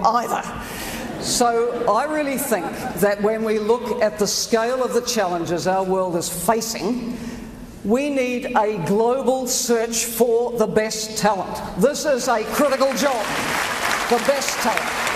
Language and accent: English; New Zealand; my little country is from the South Pacific